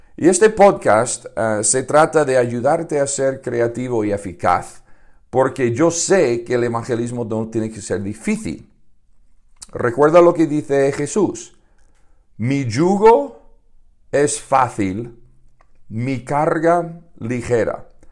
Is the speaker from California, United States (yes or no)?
no; Chicago, Illinois, United States; now in Madrid, Spain; yo nací en Estados Unidos, en Chicago. Me he criado en una granja de gallinas